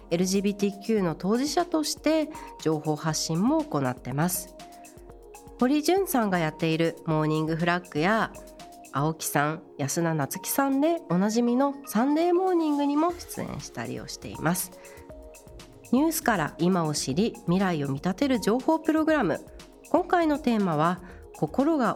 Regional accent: Tokyo, Japan; 私は1993年東京都生まれ

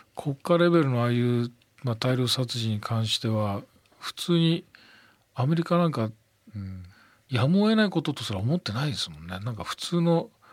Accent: Miyagi, Japan; 僕の、あの、生まれ育った宮城県

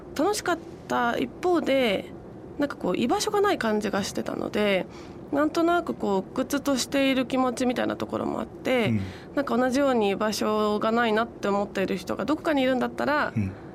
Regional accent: Tokyo, Japan; 出身は東京なので

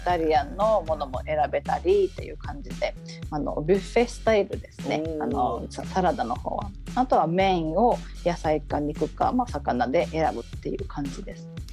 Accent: Tokyo, Japan; moved away as an adult; also born or lived in Okinawa; now in Helsinki, Finland; もともと東京出身なんですけれども、沖縄で英語教員をした後に2007年からフィンランドに移住しまして

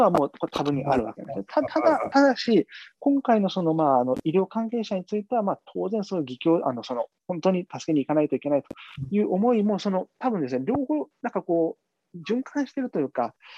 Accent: Kumamoto, Japan; now in Beijing, China; 熊本の自分の実家にちょっとこう、転がり込んで

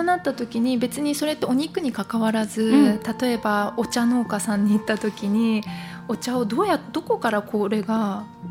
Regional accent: Japan; 日本から来てるから日本のルーツ

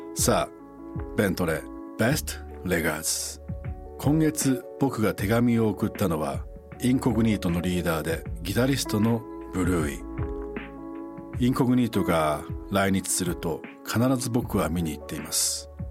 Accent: Fukui, Japan; moved away; 地元の福井

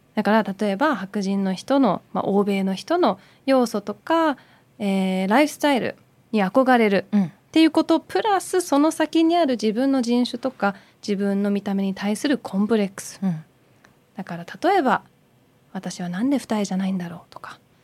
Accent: Surbiton, London, United Kingdom; moved away; 私もイギリス育ち

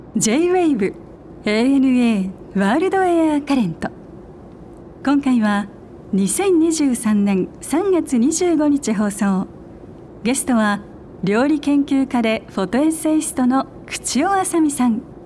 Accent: Hokkaido, Japan; 私、北海道出身なんで

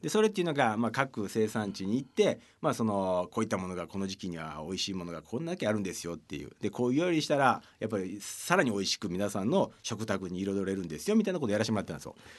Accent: Osaka, Japan; 僕はあの大阪生まれ大阪育ちで公立の小学校に通ってたんですけど

